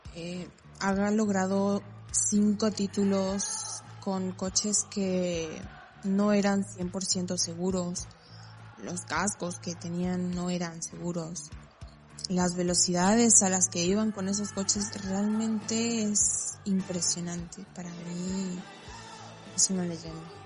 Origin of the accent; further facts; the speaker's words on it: Argentina; tengo 23 años y soy de Argentina